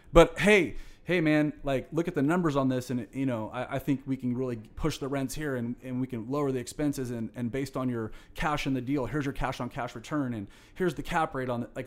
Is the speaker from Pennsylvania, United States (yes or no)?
no; Fresno, California, United States; also born or lived in Long Beach; I'm a born and raised Fresno guy. So I went to Bullard High School. You know, been born and raised in Fresno in the Valley